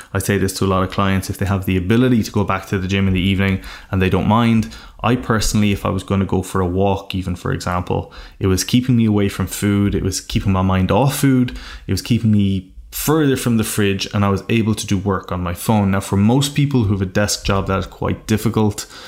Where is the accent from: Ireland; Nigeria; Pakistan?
Ireland; being from a very rural part of Ireland, where it is not the norm to dream big